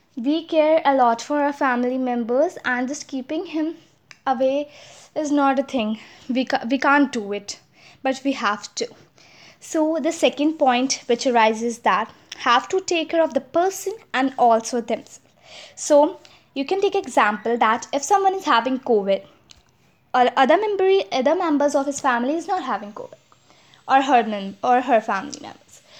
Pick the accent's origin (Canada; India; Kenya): India; As I'm an Indian, I could speak Hindi